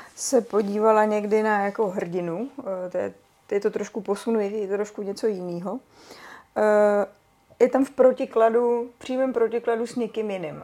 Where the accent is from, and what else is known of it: Czechia